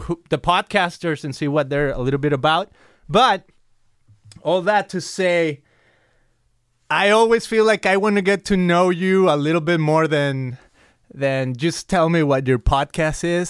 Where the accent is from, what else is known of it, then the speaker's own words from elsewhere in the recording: Guadalajara, Jalisco, Mexico; now in Costa Mesa, United States; I came from Guadalajara, Mexico